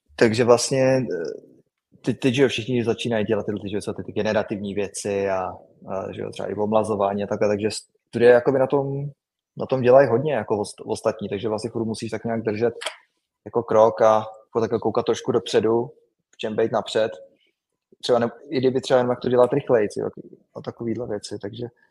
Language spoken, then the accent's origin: Czech; Czechia; moved away; my Češi